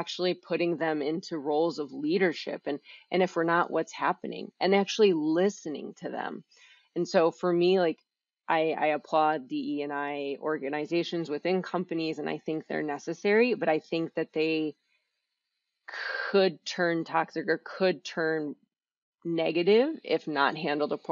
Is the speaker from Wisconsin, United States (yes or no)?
yes; Wisconsin, United States; also born or lived in Miami, Florida; I grew up in Wisconsin